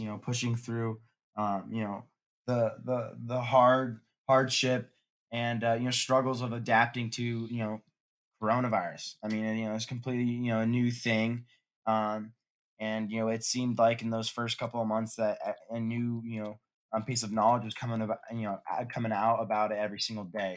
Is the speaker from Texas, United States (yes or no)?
no; Newport Beach, California, United States; I'm from Newport Beach, California